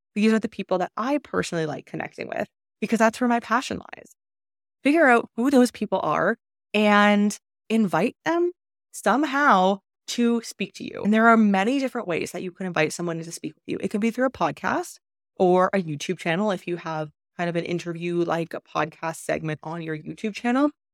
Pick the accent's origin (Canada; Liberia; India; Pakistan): Canada; moved away as an adult; also born or lived in China; I am from Canada